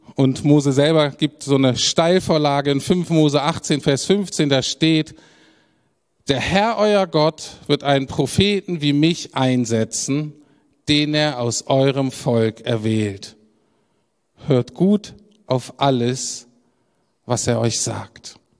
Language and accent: German; Germany; als Deutscher